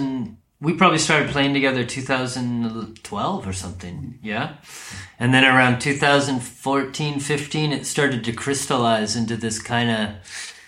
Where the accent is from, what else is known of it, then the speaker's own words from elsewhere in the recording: United States; I'm from the U.S